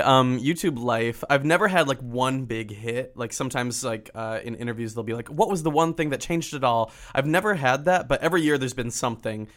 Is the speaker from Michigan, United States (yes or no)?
yes; Michigan, United States; I'm from Michigan